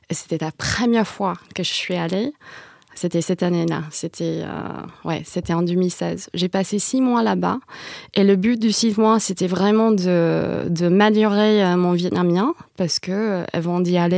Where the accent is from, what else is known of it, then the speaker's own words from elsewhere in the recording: San Jose, California, United States; Moi, je viens de San José. Et à San José, il y a une grosse diaspora vietnamienne.